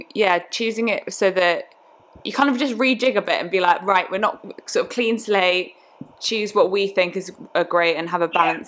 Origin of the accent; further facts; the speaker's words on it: England, United Kingdom; accent: English; in my English accent.